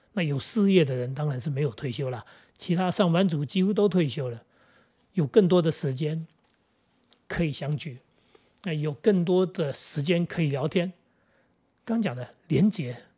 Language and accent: Chinese; Jinguashi, New Taipei, Taiwan; moved away; 我们学校在金瓜石，叫石宇中学